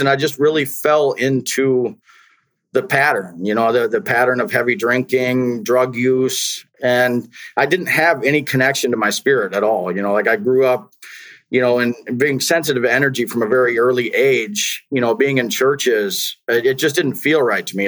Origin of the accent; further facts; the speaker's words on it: Wisconsin, United States; I grew up in Wisconsin